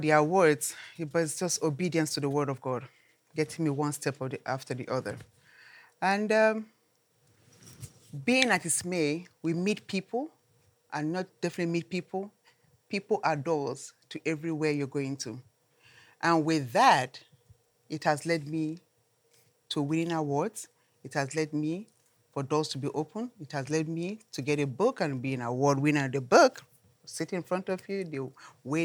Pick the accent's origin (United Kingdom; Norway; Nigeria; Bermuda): Nigeria; moved away; I come from Nigeria